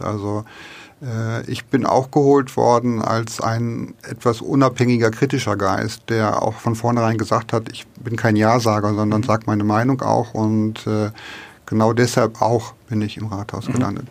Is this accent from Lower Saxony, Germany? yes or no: yes; Lower Saxony, Germany; also born or lived in Middle Franconia; now in Nuremberg, Germany; das darf ich sagen, als Niedersachse